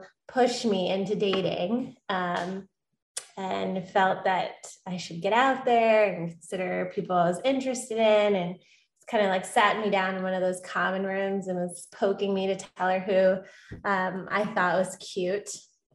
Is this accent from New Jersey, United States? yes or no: yes; Englewood, New Jersey, United States; Born and raised in Englewood, New Jersey. Never thought I'd return.